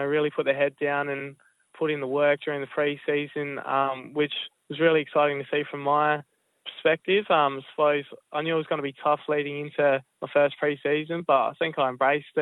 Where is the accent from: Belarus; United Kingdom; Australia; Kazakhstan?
Australia; South Australia; Growing up in Sejuna, he was the team coach for me and my three brothers